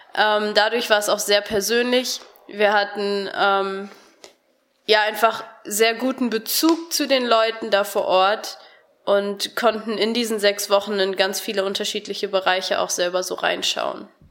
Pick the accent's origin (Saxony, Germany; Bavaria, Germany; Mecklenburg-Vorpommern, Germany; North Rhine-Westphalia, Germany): North Rhine-Westphalia, Germany; Harsewinkel; moved away as an adult; now in Cologne, Germany; Ich komme aus Hasewinkel, das ist im Kreis Gütersloh